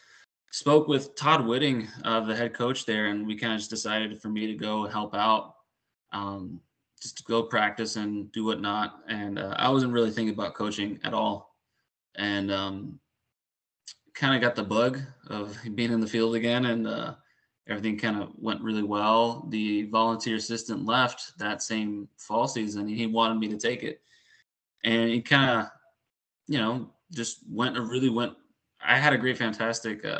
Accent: Puerto Rico; moved away; also born or lived in Houston; But I grew up in Puerto Rico, a little bit in Houston, mostly in Puerto Rico. And just grew up bilingual

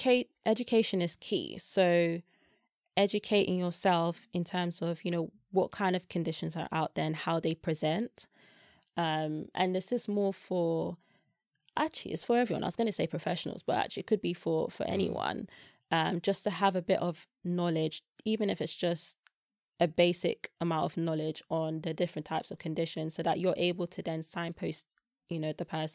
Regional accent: Nigeria; like I said, I'm Nigerian.

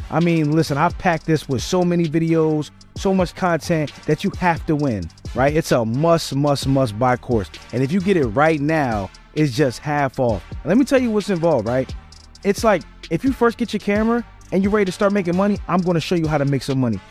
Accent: Philadelphia, Pennsylvania, United States; moved away; I'm from Philly

